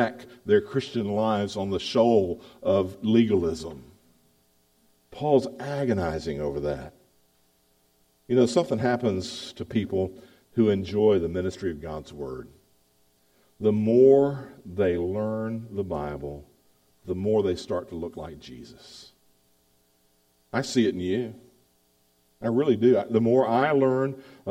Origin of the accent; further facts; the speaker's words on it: the South, United States; accent: Southern; moved away as an adult; also born or lived in Baltimore; I'm a Southerner. I know it. I speak like a Southerner.